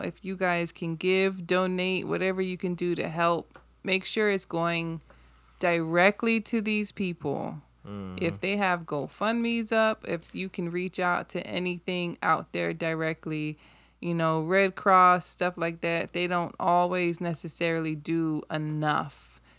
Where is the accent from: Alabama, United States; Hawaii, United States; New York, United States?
Hawaii, United States; Like most people who are born and raised in Hawaii, I can say for the people that I know, and a lot of people that I know born and raised in Hawaii, we're great.